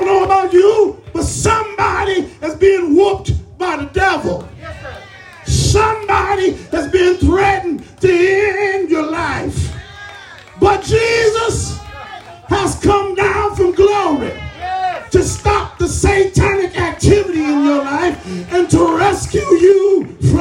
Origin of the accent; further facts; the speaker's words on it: Los Angeles, California, United States; I was coming home from Henry Clay Junior High, the gangster's metropolis of South Central Los Angeles for middle schoolers